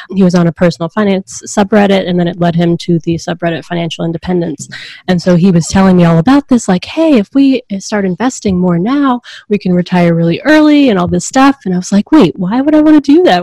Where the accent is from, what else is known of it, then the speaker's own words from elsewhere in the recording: Atlanta, Georgia, United States; now in Seattle, United States; I grew up in Atlanta